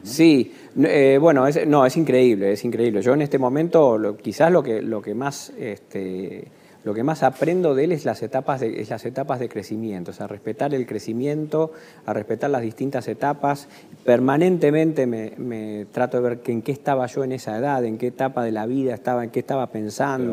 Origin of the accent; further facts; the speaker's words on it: Argentina; me siento argentino, ya viví mucho tiempo me reconozco como argentino